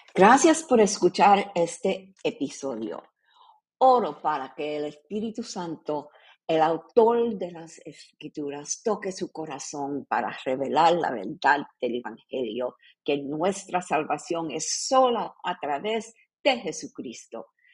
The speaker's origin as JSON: {"language": "Spanish", "country": "Puerto Rico", "tie": "born or raised there", "said": "yo nací en Puerto Rico en una familia católica"}